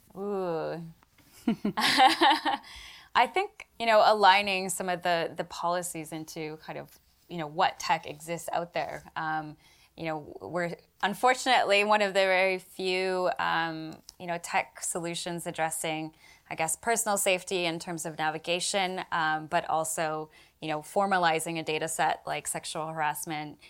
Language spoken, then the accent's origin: English; Canada; now in United Kingdom; myself as a Canadian